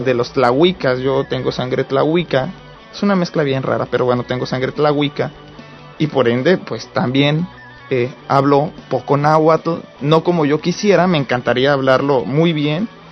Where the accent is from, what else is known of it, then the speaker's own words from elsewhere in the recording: Morelos, Mexico; now in United States; yo soy de Morelos, del estado de Morelos